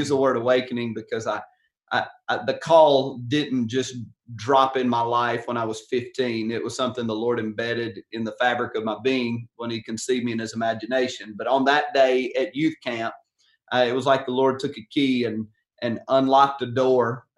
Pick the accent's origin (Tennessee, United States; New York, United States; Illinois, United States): Tennessee, United States; Covington; I grew up in West Tennessee, rural cotton field town of Covington